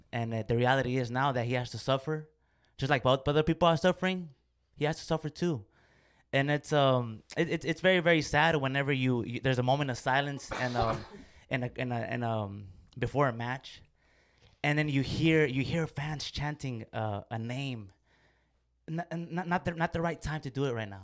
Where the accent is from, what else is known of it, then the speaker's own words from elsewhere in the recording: Mexico; I'm from Mexico